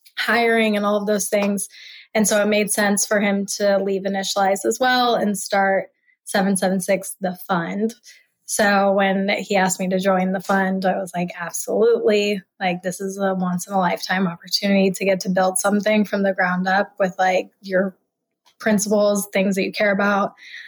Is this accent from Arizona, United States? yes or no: no; Omaha, Nebraska, United States; I haven't lived in Nebraska in a long time, but it is home to me. And I am very, very fond of Omaha.